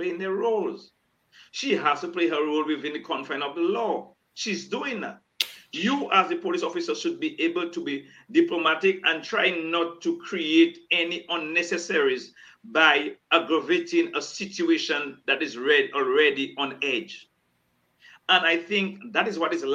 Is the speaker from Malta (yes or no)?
no; Dominica; we are Dominicans